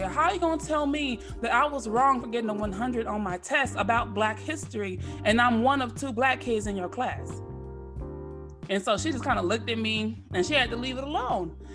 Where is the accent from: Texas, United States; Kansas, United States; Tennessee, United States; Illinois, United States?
Texas, United States; Dallas; accent: Texas twang; also born or lived in San Jose, California; I was born in San Jose, California. I'm a Cali girl, but I was raised in Texas.